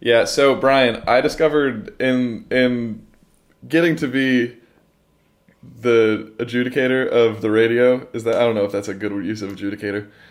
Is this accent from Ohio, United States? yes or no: yes; Ohio, United States; the humid summers where we're from